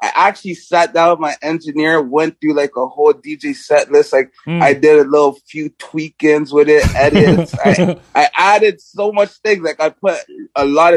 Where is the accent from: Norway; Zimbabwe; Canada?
Canada; moved away as an adult; now in Los Angeles, United States; we're from Canada and stuff, we want to move to America